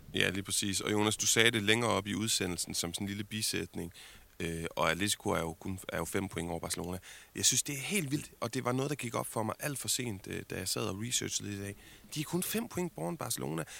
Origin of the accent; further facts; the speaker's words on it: Denmark; som dansker